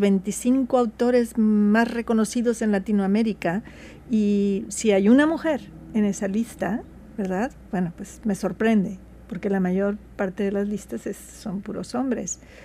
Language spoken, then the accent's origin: Spanish; Mexico; yo soy mexicana, orgullosamente mexicana